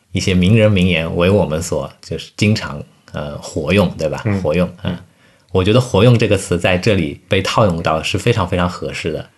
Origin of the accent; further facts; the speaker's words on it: Shanghai, China; 在我们上海这边的话，绝对不是个案